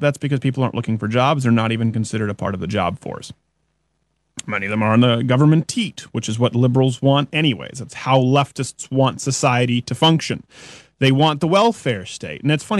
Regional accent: Belgium; English is a second language; Refugees have been caught as terrorists in the Paris attacks. So I'm from Belgium.

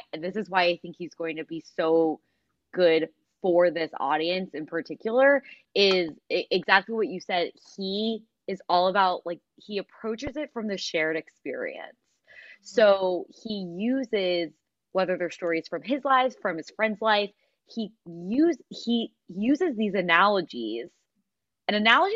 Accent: Philadelphia, Pennsylvania, United States; we're from Philadelphia.

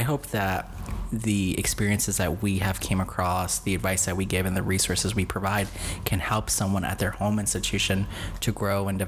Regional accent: New York City, New York, United States; moved away; also born or lived in Grand Rapids, Michigan / Dominican Republic (family); growing up in the Bronx, New York

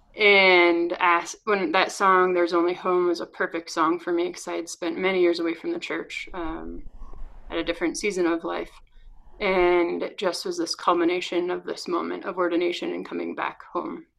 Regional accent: north of Boston, Massachusetts, United States; now in Denver, United States; I'm originally from north of Boston

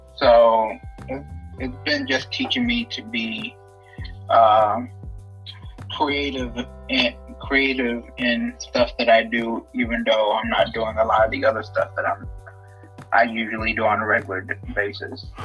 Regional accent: Ethiopia; now in Atlanta, United States; I'm actually originally from Ethiopia, and I'm currently residing in Atlanta, Georgia

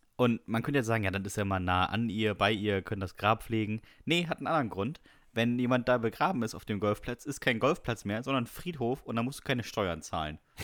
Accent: Bremen, Germany; Bei uns in Bremen

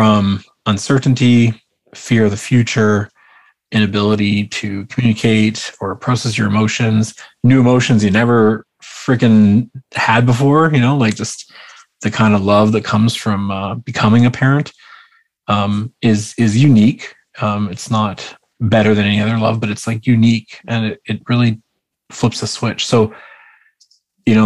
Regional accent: Vancouver, British Columbia, Canada; Vancouver, British Columbia. So it's West Coast.

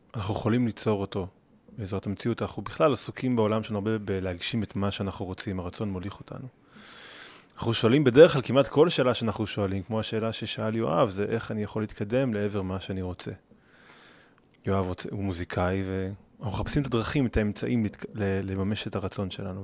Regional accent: Gimzo, Central District, Israel; יש לי שם בית, שם גדלתי. אני טיפוס מקומי.

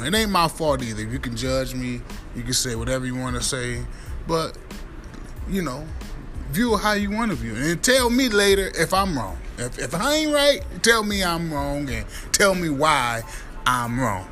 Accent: Midwest, United States; now in New York City, United States; I've been gone from the Midwest for years

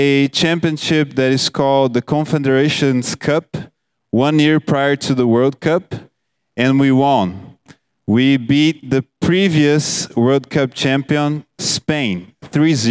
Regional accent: Brazil; moved away; I'm from Brazil

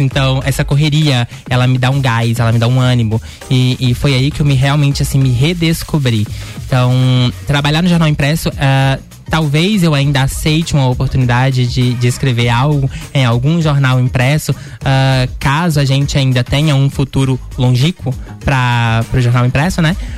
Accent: interior of Minas Gerais, Brazil; moved away as an adult; now in Lages, Brazil; eu sou de natural de Minas Gerais. Faz cinco anos que eu tô morando uhum. aqui. Eu uhum. vim do interior de Minas Gerais para cursar jornalismo aqui uh, em Lages

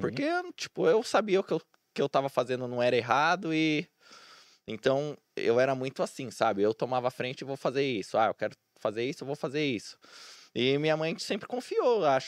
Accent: Santo André, São Paulo, Brazil; also born or lived in São Bernardo do Campo; Eu sou de Santo André, né? Eu sou nascido em São Bernardo, mas sempre morei minha vida inteira em Santo André

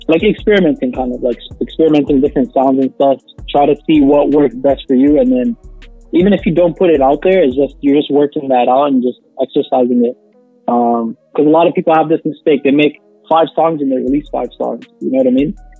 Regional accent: Toronto, Ontario, Canada; We're on the north side, man. We're from Toronto

